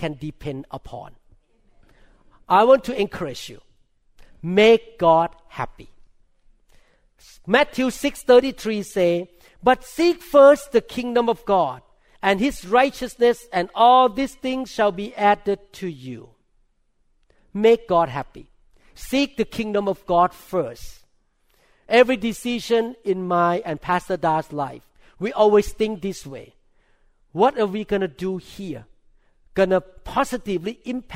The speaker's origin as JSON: {"language": "English", "country": "Thailand", "accent": "thick accent", "second_language": "English", "moved": "as an adult", "lives_now": "United States", "said": "I'm a neurosurgeon from Thailand"}